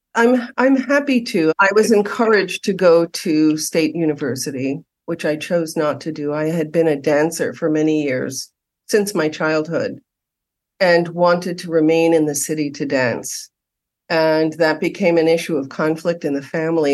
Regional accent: New York City, New York, United States; now in Los Angeles, United States; having been born and raised in New York City

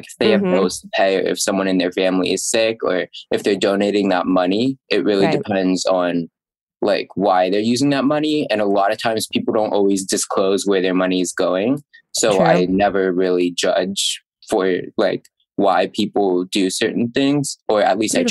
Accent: Pennsylvania, United States; moved away as an adult; now in New York, United States; my hometown of Central Pennsylvania. So or not Central Pennsylvania, just Pennsylvania.

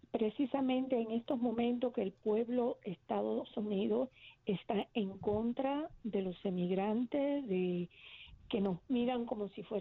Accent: Cuba; now in Florida, United States; yo lo soy cubana

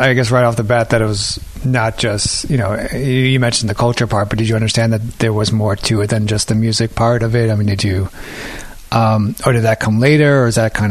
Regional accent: New York City, New York, United States; So I'm from New York. I you know, I started this podcast really just to, you know, with the idea of like not knowing exactly what was going on as I was growing up as a kid in New York City

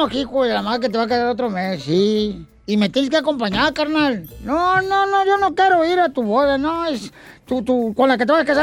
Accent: Guadalajara, Jalisco, Mexico; Soy de Guadalajara, Jalisco, la tierra donde serán los machos.

